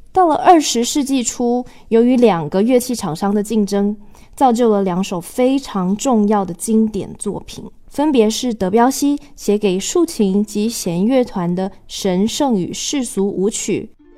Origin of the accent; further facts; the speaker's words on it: Taiwan; 我来自台湾